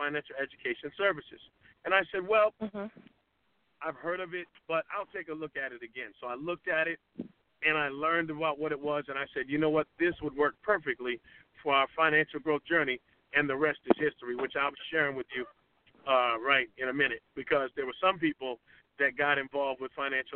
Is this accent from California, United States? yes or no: no; Boston, Massachusetts, United States; moved away as an adult; also born or lived in Atlanta, Georgia; now in Conyers, United States; I'm from Boston, Massachusetts. I came to Atlanta back in 2002